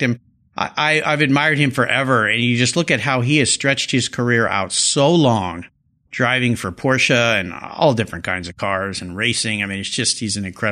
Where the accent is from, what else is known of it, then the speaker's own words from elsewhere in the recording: Southern California, United States; I grew up in Southern California where we don't really have any accents